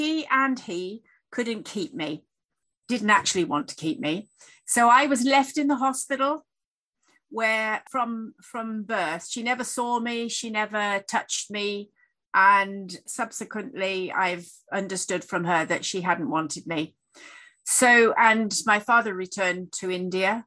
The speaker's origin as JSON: {"language": "English", "town": "Sheffield", "region": "Yorkshire and the Humber", "country": "United Kingdom", "tie": "born or raised there", "said": "I was born in Sheffield in the UK"}